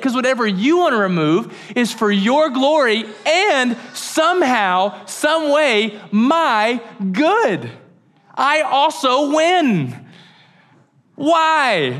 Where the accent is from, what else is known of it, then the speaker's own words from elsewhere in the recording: United States; We're so American.